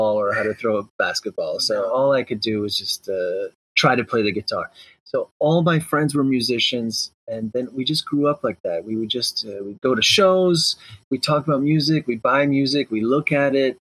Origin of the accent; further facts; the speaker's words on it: Brampton, Ontario, Canada; I was from Brampton